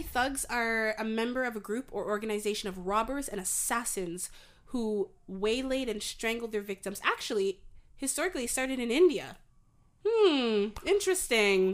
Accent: Canada; I'm from Canada

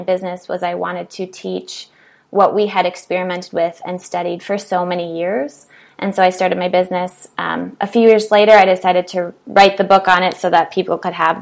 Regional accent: Minnesota, United States; So I grew up in Minnesota. I'm from a really, really small town that's very homogenous.

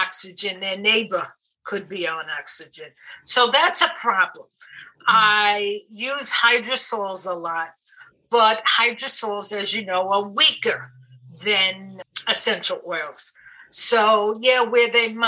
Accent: New York City, New York, United States; moved away; also born or lived in New Jersey; I didn't grow up in New Jersey. I grew up in Brooklyn, and the accent is still there

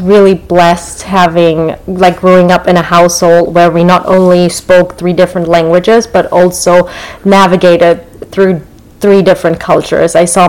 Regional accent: Frankfurt, Hesse, Germany; born or raised there; English is a second language; moved away as an adult; now in Los Angeles, United States

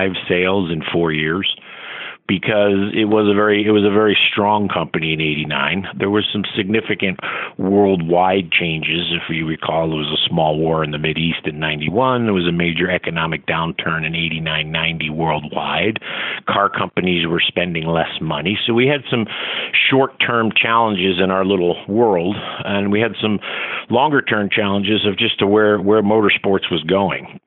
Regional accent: Philadelphia, Pennsylvania, United States; also born or lived in Tampa / Connecticut; now in Daytona, United States; where we grew up in Philadelphia, North Philadelphia

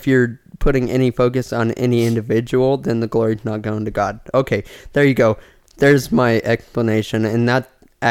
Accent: Cheyenne, Wyoming, United States; I'm from Cheyenne, Wyoming.

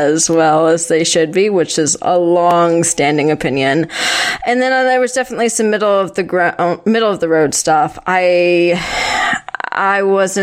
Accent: Western New York, United States; I'm from backwoods Western New York

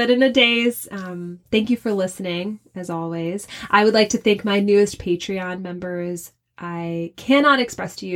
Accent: Shreveport, Louisiana, United States; moved away; From Shreveport, Louisiana

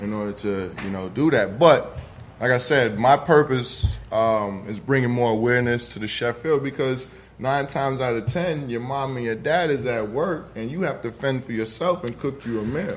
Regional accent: New York City, New York, United States; moved away as an adult; now in Atlanta, United States; Originally, I'm from the Bronx, New York. Brought my talents out here to Atlanta

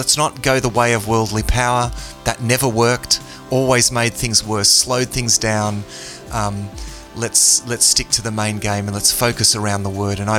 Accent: Australia; yeah, I guess I'm a Christian. I'm Australian, right?

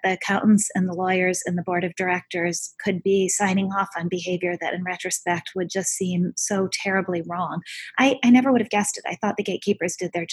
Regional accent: Minnesota, United States; I grew up in Minnesota

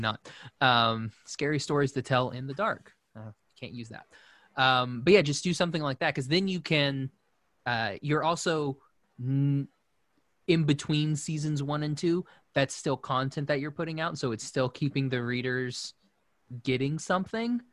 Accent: Shawnee, Oklahoma, United States; I grew up in Shawnee, Oklahoma, which is a, you know, kind of a small town

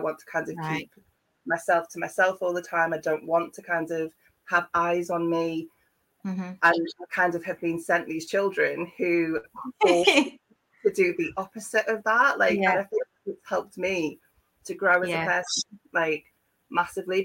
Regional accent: Liverpool, North West England, United Kingdom; moved away as an adult; now in Devon, United Kingdom; I'm from Liverpool originally. I've lived in Devon for the last 15 years.

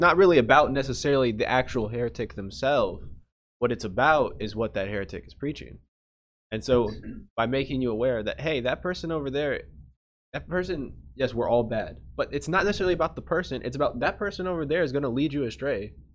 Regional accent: United States; we're American

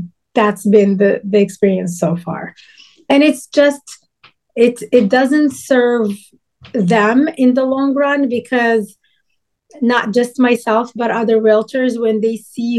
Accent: Casablanca, Casablanca-Settat, Morocco

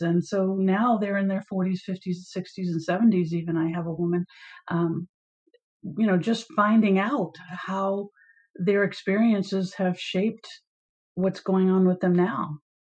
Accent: Maine, United States; came back to my home state of Maine

